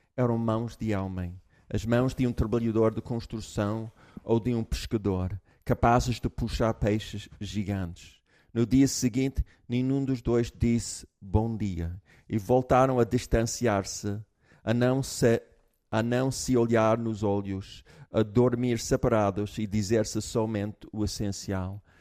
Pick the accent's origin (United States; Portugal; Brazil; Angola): United States; moved away; eu, como americano, eu tenho uma base americana